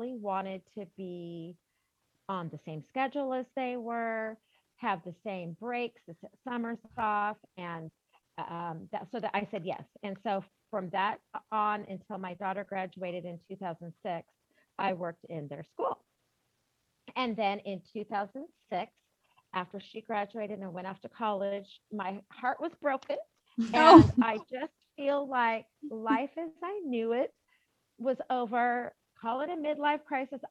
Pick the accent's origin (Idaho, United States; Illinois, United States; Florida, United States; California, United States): Idaho, United States; moved away as an adult; also born or lived in Texas / Colorado; now in Dallas, United States; I'm from Idaho